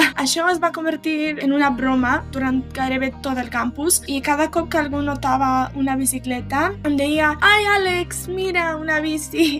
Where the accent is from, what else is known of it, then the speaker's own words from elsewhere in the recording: Serbia; Catalan is a second language; moved away as an adult; now in Belgrade, Serbia; sóc de Kusieric, un poble a l'oest de Sèrbia